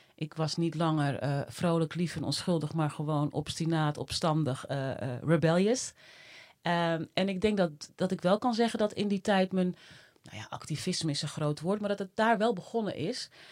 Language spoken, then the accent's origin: Dutch; Netherlands; also born or lived in Suriname; ik was anderhalf. En eh, nou ja, sindsdien eh, wonen wij hier